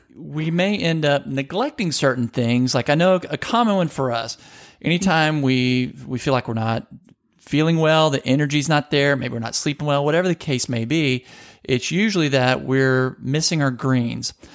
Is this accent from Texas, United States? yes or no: no; Louisiana, United States; I grew up in Louisiana